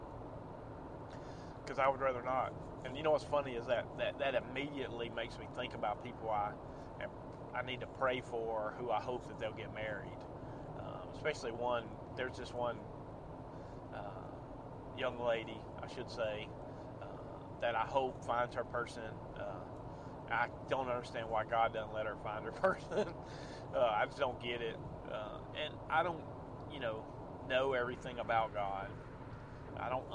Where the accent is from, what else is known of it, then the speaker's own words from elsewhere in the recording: near Birmingham, Alabama, United States; also born or lived in Texas / Tuscaloosa, Alabama; I'm from the Ville, on the Hele over by Bottenfield. So, not too far from Birmingham